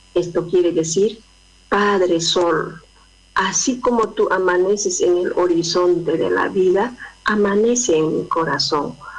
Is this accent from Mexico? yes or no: no; Peru; now in Córdoba, Argentina; soy de Perú, de la nación Aymara. Radico hace mucho a Córdoba, Argentina.